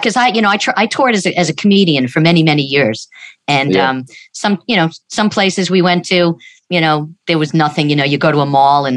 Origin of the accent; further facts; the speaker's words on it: New York, United States; I'm a Jew from New York